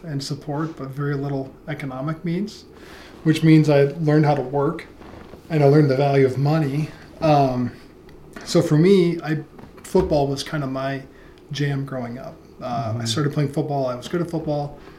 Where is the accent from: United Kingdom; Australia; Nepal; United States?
United States; Sioux City, Iowa; also born or lived in New York; born and raised in Sioux City. So grew up in Sioux City, kind of the American story. I mean, so great-grandparents on my mom's side, first generation Americans. So, I mean, we have the immigrant background